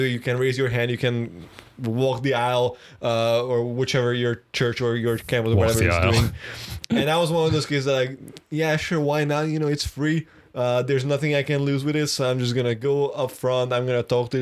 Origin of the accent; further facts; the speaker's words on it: Budapest, Hungary; I was born in Budapest, which is the capital city of Hungary